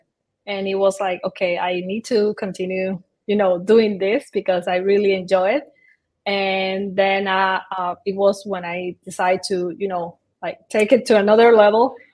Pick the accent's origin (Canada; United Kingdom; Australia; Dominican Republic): Dominican Republic; moved away as an adult; also born or lived in Barcelona; I'm originally from Dominican Republic, and I study architectural there